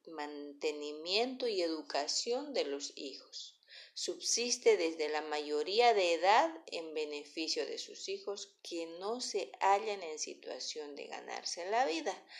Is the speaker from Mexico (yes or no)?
no; Bolivia; nosotros como ciudadanos bolivianos